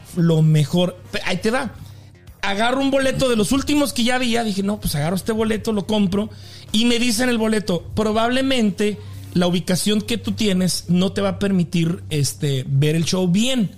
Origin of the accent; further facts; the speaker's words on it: Delicias, Chihuahua, Mexico; moved away as an adult; now in Kansas, United States; cuando me vine de México, de Delicias, me vine a trabajar a radio